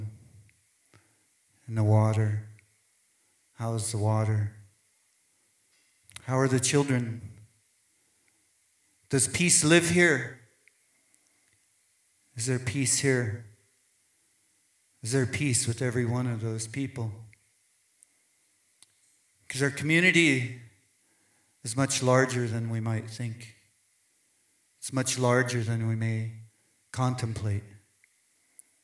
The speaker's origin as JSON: {"language": "English", "area": "southern tip of Vancouver Island", "region": "British Columbia", "country": "Canada", "said": "Hushatlap, land of the maple tree in southern tip of Vancouver Island"}